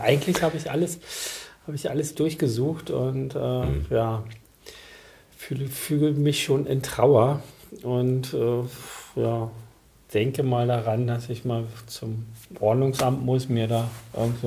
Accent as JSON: {"language": "German", "region": "Berlin", "country": "Germany", "tie": "born or raised there", "said": "ich bin nicht in Berlin geboren, bin mhm. aber in der Blüte meine, meines Lebens, also mit einem Jahr nach Berlin gekommen."}